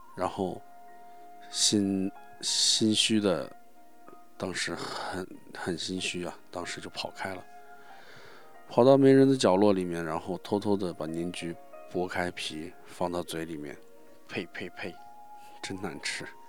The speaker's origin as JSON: {"language": "Chinese", "country": "China", "said": "我们中国人"}